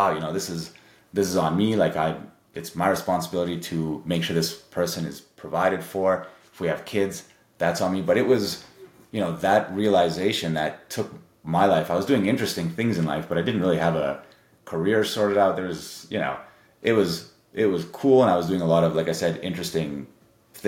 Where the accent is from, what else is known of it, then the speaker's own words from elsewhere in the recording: Canada; my family's Serbian, but I grew up in Canada